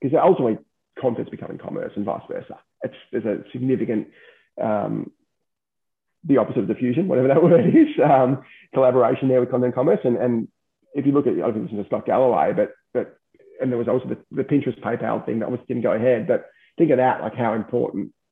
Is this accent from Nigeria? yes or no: no; Australia; as an Australian, you could leave to Thailand tomorrow.